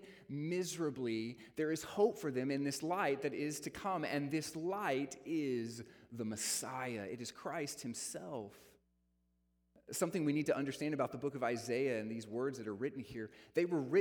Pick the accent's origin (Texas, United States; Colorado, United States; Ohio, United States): Texas, United States; also born or lived in South Dakota; I was born in South Dakota, but have lived in Texas all my life